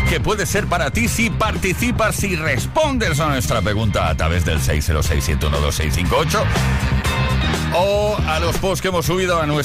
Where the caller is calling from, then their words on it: Barcelona, Catalonia, Spain; de Barcelona.